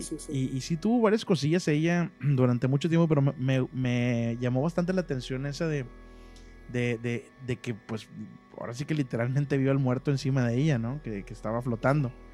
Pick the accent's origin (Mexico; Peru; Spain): Mexico; Monterrey, Nuevo León; moved away as an adult; now in Ciudad Mante, Mexico; yo originalmente yo nací en Monterrey, viví casi toda mi vida en Monterrey.